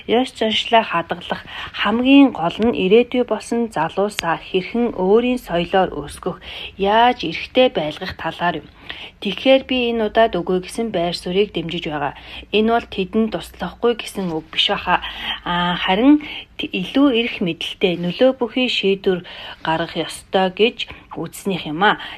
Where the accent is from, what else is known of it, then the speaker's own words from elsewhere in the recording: Mongolia; moved away as an adult; now in Australia; манай монголчуудын